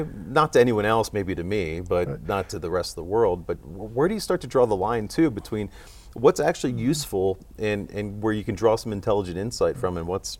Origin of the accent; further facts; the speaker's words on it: Cincinnati, Ohio, United States; So I'm from Cincinnati. We got Kroger, we got Macy's